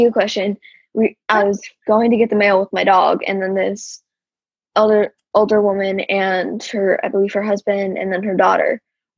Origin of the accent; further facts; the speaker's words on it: Arizona, United States; I'm from Arizona. I live in Arizona